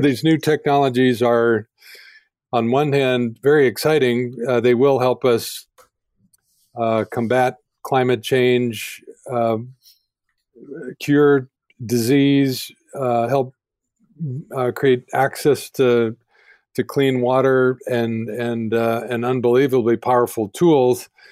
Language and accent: English; Denver, Colorado, United States; I grew up in Denver as well